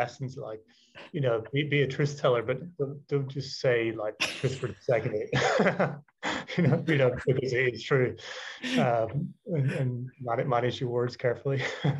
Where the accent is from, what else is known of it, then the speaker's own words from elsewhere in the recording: Ireland; now in London, United Kingdom; being Irish, you know, moving to London, living in a boat, not being in Brazil, you know, never really feeling like I have a home.